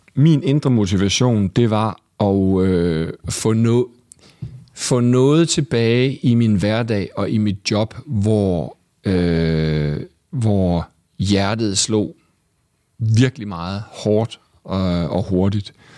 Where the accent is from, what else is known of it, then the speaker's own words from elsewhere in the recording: Vejle, Southern Denmark, Denmark; moved away as an adult; also born or lived in Aarhus; now in Copenhagen, Denmark; jeg var fra Vejle